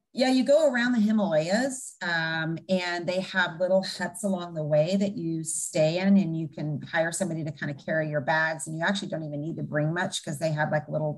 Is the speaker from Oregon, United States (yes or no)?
yes; Bend, Oregon, United States; also born or lived in Everett, Washington; basically grew up in Bend, Oregon